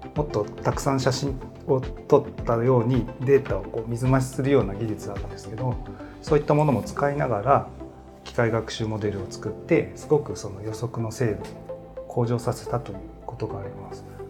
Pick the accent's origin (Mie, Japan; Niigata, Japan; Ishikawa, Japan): Mie, Japan; Tsu; 三重県の津市という、はい、ところです